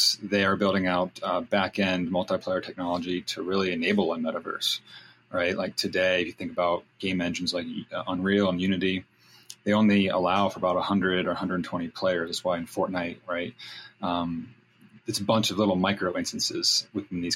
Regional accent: North Carolina, United States; also born or lived in California; I grew up in California and then was raised in North Carolina. So I'm a bi-coastal kid

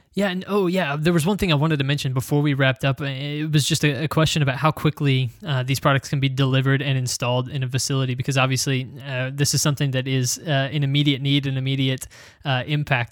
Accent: United States; as an American

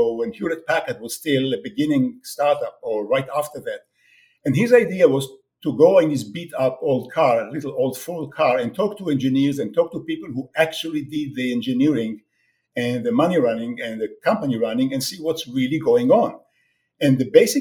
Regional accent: Israel; moved away as an adult; also born or lived in France / United States; now in Toronto, Canada; I was born in Israel many years ago, and I served in the Israeli army in the Six Days War, 67.

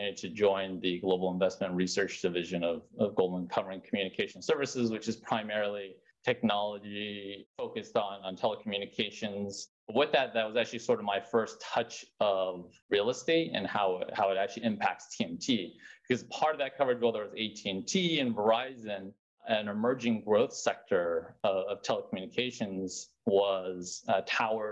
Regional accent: Salt Lake City, Utah, United States; moved away as an adult; also born or lived in Philadelphia / New York; now in San Francisco Bay Area, United States; I grew up in Salt Lake City, Utah, born and raised in the mountains there.

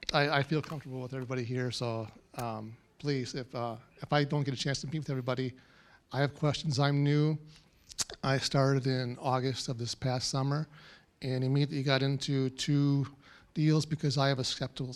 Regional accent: Minnesota, United States; I am from Minnesota.

